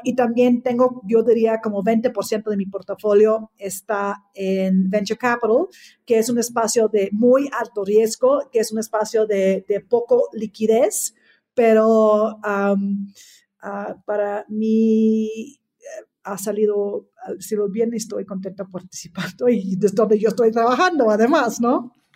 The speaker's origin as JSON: {"language": "Spanish", "country": "Australia", "tie": "born or raised there", "second_language": "Spanish", "moved": "as an adult", "lives_now": "Mexico", "said": "yo nací en Australia, que crecí ya en una familia Um, del campo"}